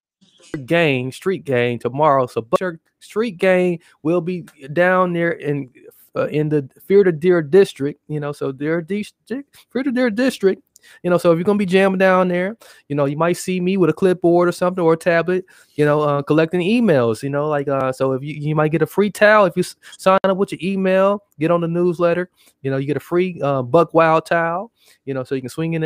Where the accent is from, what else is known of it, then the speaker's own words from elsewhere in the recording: Milwaukee, Wisconsin, United States; I am from Milwaukee